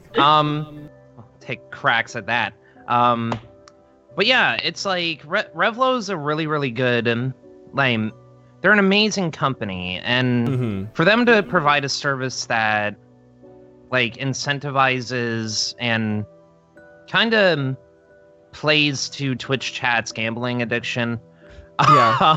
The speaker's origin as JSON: {"language": "English", "region": "upstate New York", "country": "United States", "tie": "born or raised there", "said": "my hometown in upstate New York"}